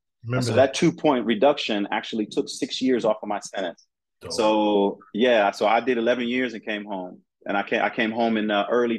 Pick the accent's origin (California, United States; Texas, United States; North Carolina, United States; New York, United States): California, United States; also born or lived in Colorado / Ohio / Atlanta, Georgia; I'm you know, I'm from California, but I've lived everywhere. I've lived in Colorado. I've lived in Ohio. I've lived in Atlanta, Georgia.